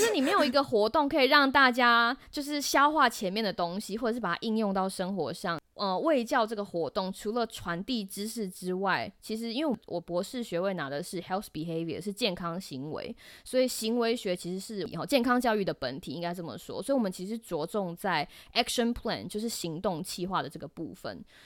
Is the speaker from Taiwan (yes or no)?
yes; Taiwan; moved away as an adult; now in United States; 台湾，就是我的家乡